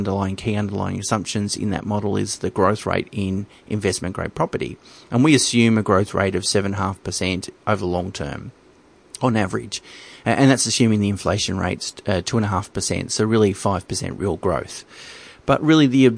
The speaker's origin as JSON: {"language": "English", "town": "Geelong", "region": "Victoria", "country": "Australia", "said": "I come from Geelong, so I know it quite well. It's a regional city in Victoria"}